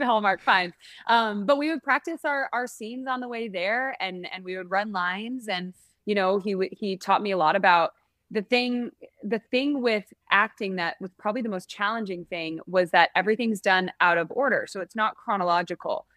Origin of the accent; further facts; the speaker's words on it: San Francisco, California, United States; I'm from San Francisco, so we would go to the Orpheum Theater there.